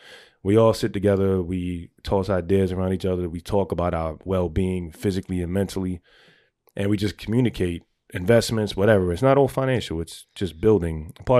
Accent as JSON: {"language": "English", "town": "New York City", "region": "New York", "country": "United States", "said": "I'm from the Bronx."}